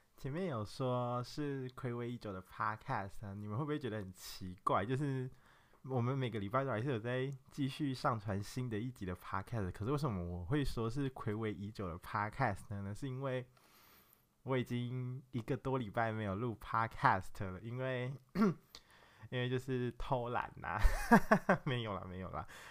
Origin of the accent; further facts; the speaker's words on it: Nantou County, Taiwan; moved away; 我就是从南投来的一个真咖